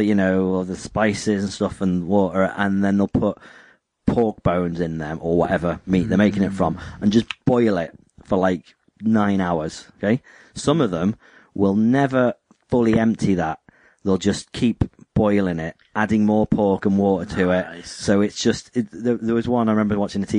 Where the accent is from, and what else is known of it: United Kingdom